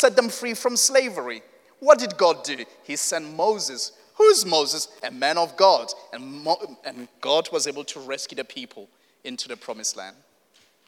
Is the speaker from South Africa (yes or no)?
yes; South Africa; moved away; I come from South Africa